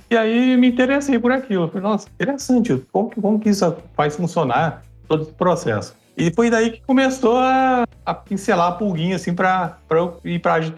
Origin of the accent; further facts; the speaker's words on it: Ribeirão Preto, São Paulo, Brazil; tenho 44 anos, sou de Ribeirão Preto, casado, com dois filhos